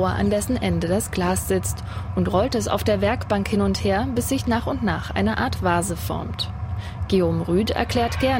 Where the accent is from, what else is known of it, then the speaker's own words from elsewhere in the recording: Wetzlar, Hesse, Germany; Wir kommen aus Wetzlar